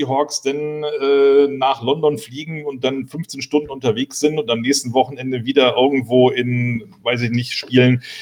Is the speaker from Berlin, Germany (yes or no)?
yes; Berlin, Germany; ich komme nun aus Berlin und ich denke immer, wenn die NFL nach Deutschland kommt, dann müssen sie eigentlich in Berlin spielen